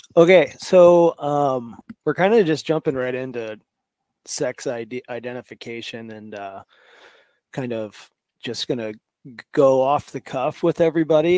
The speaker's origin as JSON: {"language": "English", "region": "Kansas", "country": "United States", "tie": "born or raised there", "moved": "as an adult", "lives_now": "Alaska, United States", "said": "I'm originally from Kansas, um, flatlander at heart"}